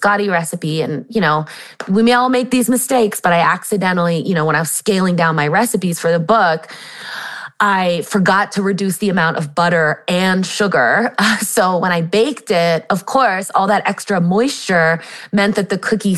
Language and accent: English; San Diego, California, United States; I grew up in San Diego, California